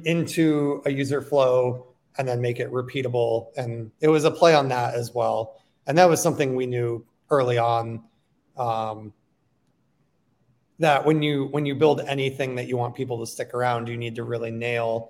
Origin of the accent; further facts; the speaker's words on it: south of Buffalo, New York, United States; I grew up south of Buffalo